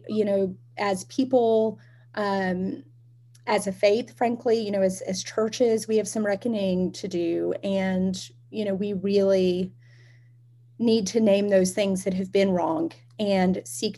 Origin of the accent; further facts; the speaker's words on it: Alabama, United States; moved away; I am originally from Alabama, which you can probably hear in my voice. It stays with a person.